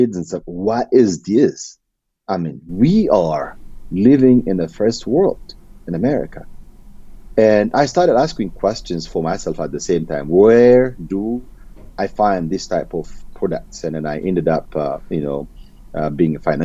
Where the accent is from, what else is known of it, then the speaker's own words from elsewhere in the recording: Ethiopia; moved away as an adult; now in United States; I'm originally from Ethiopia.